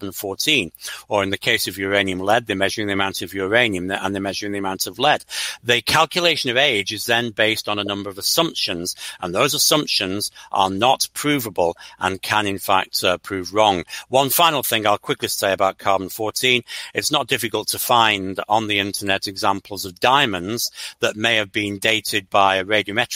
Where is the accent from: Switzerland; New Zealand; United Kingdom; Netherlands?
United Kingdom; Stalybridge, North West England; now in United States; I'm actually from a small town called Staley Bridge, about 8 miles east of Manchester. But Manchester's the nearest big place that you've heard of to where I was brought up.